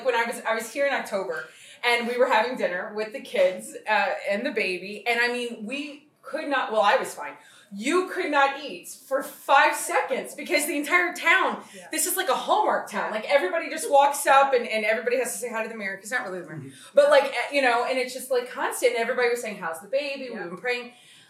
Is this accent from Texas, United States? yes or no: yes; Texas, United States; now in Connecticut, United States; Obviously, I'm from Texas, and I pretend I live in Connecticut when I'm not in Kauai.